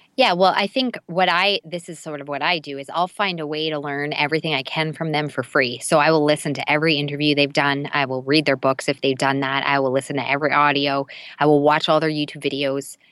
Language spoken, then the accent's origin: English; Canada; I'm Canadian